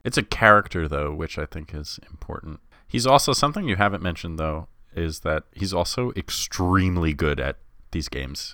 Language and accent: English; Long Island, New York, United States; I'm just from Long Island